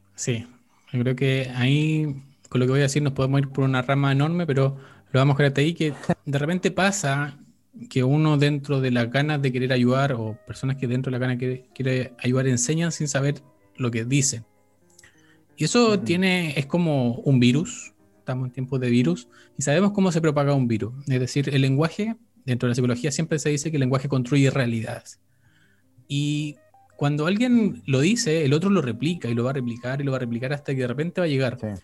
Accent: Chile; somos chilenos

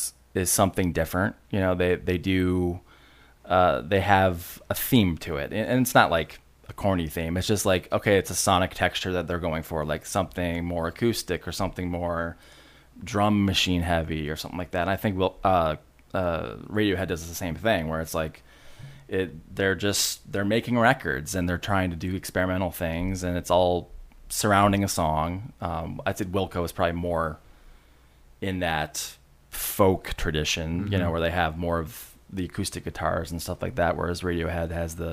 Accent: Ada, Michigan, United States; moved away as an adult; also born or lived in California; now in Grand Rapids, United States; I grew up in Ada. Okay. And then, you know, moved around after college, and you know, as you do, and then came back. I was gone for 10 years

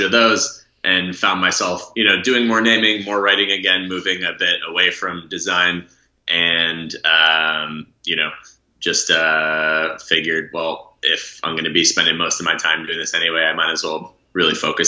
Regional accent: Bay Area, California, United States; also born or lived in Boston, Massachusetts; when I was a little kid, we moved to the Bay Area

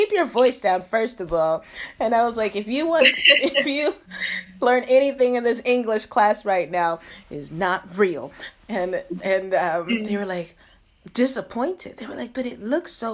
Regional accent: the South, United States; moved away as an adult; now in China; I grew up in the South where people got married very early

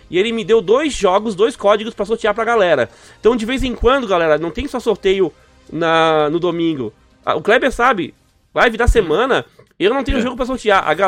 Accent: Santa Bárbara d'Oeste, São Paulo, Brazil; Sou de Santa Bárbara do Oeste, interior de São Paulo.

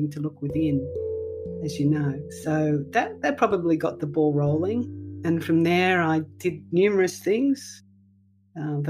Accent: Melbourne, Victoria, Australia; I grew up in Melbourne, as I said, and I was educated in the Catholic system.

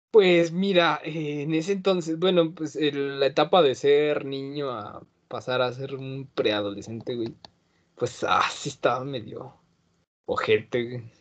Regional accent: Mexico City, Mexico; yo nací en Álvaro Obregón, güey. Me registraron en Coyoacán pero eh, yo, me, yo me considero de Benito Juárez

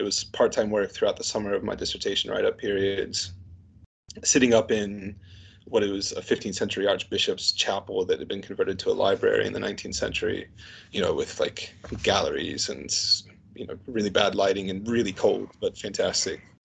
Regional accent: Canton, Ohio, United States; also born or lived in St. Louis, Missouri; now in United Kingdom; I grew up in a place called Canton, Ohio, which is about 40, 50 miles south of Cleveland, Ohio.

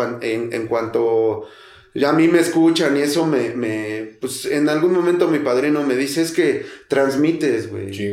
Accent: Mexico City, Mexico; soy de Tepito, banda

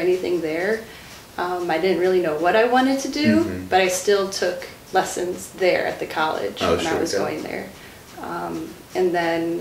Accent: Sussex, Wisconsin, United States; I'm from Sussex, so I went to Music Dynamics of Sussex

